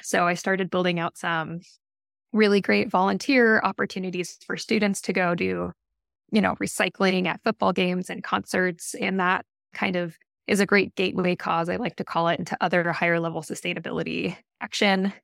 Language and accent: English; Boise, Idaho, United States; now in Portland, United States; I grew up in Boise, Idaho